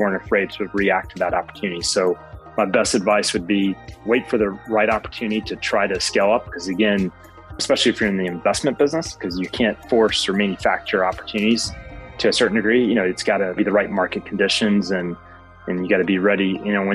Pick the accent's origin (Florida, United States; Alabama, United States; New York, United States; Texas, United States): Alabama, United States; now in Atlanta, United States; I'm originally from Alabama